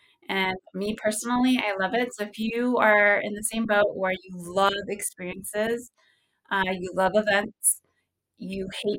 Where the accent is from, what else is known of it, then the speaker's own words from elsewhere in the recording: Visalia, California, United States; So originally, I don't know if you knew, but I'm from Visalia, California. It's a really small town.